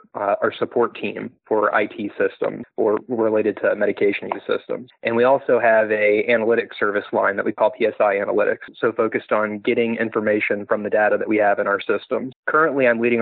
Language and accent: English; Farmville, Virginia, United States; moved away as an adult; also born or lived in Richmond, Virginia / California / Washington, D.C.; now in Memphis, United States; So I grew up in Farmville, Virginia